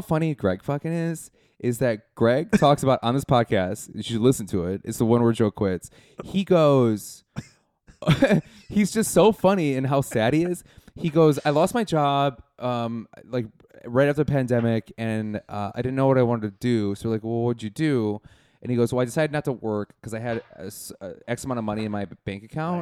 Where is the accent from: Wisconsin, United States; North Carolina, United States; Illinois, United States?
Wisconsin, United States; Milwaukee; moved away; I'm from Milwaukee, Wisconsin